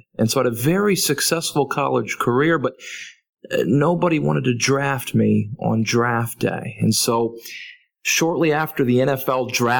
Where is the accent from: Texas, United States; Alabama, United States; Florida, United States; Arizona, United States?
Texas, United States; growing up in Texas